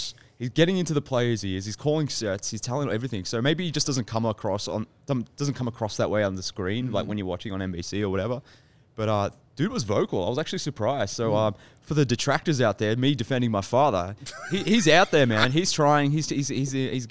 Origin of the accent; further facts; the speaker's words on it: Australia; I'm from Australia